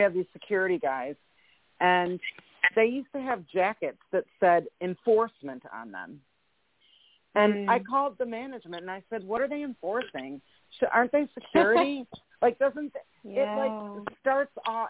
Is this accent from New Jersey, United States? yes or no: no; Ann Arbor, Michigan, United States; I grew up in Ann Arbor, Michigan, which is a very liberal town